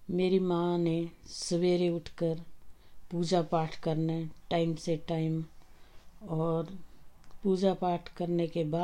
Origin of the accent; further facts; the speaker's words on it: Dyot, India; born there; देखिए मेरा जन्म हम्म, पंद्रह नौ तिरसठ में एक छोटे से गांव ताल के किनारे द्योट में हुआ वो हमारा गांव जो है ताल से फेमस हम्म, है ताल के नाम से